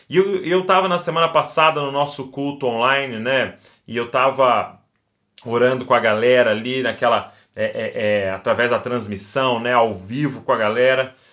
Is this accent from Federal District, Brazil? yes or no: no; Bragança Paulista, São Paulo, Brazil; a nossa cidade, ela, eu sou aqui de Bragança Paulista